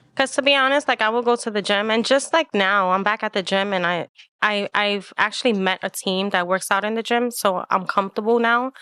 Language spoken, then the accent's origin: English; New York City, New York, United States; I am Puerto Rican, and I was born and raised in Manhattan